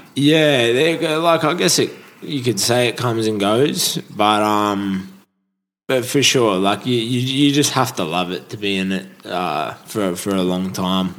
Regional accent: Holgate, New South Wales, Australia; I grew up on the Central Coast, uh, Holgate, Central

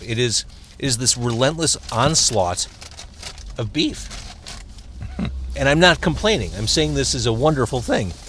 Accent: Skokie, Illinois, United States; as a kid growing up in Skokie

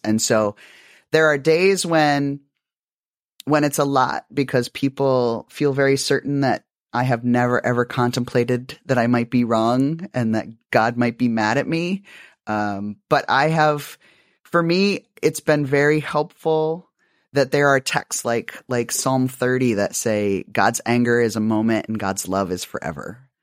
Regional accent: South Dakota, United States; I grew up in South Dakota

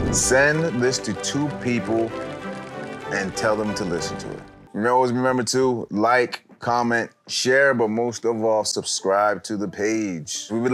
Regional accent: Canada; I'm Canadian, so we're not as uptight as Jamaicans when it comes to that stuff.

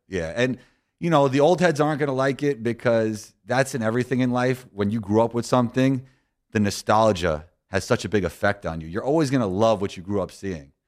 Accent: New York City, New York, United States; when I was growing up in New York City

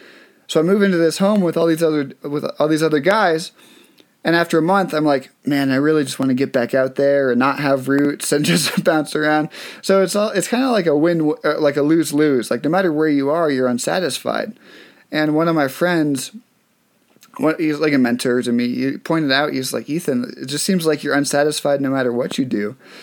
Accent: Massachusetts, United States; Okay. Do you know I grew up in Massachusetts?

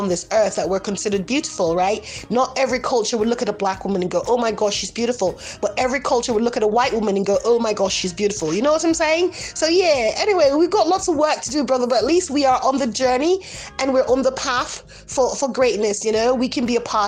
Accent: Canada; moved away as an adult; also born or lived in Jamaica; now in Spain; I was part raised in Jamaica, I was brought up in Canada

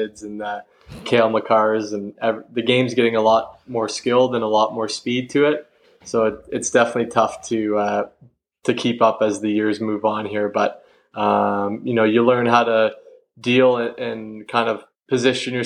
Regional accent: Elmira, Ontario, Canada; I grew up in Elmira

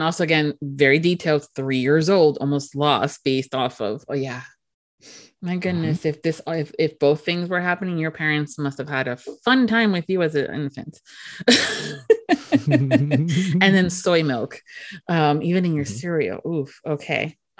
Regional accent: Miami, Florida, United States; now in Orlando, United States; And I grew up in Miami, so close to the beach.

